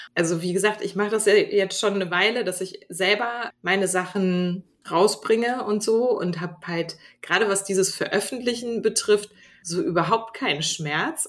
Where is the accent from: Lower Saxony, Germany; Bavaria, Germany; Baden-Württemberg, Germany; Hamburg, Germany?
Hamburg, Germany; moved away as an adult; now in Glückstadt, Germany; ich bin gebürtige Hamburgerin